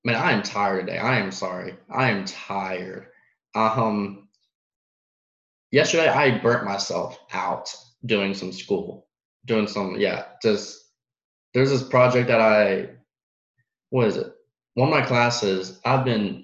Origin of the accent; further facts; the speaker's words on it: Dallas, Texas, United States; moved away; I'm from Dallas